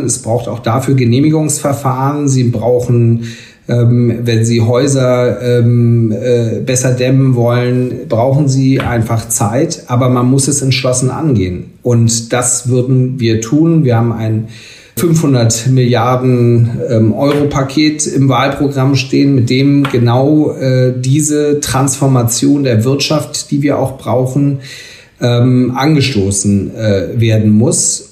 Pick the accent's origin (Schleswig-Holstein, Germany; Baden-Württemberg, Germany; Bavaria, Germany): Schleswig-Holstein, Germany; in meinem Heimatland Schleswig-Holstein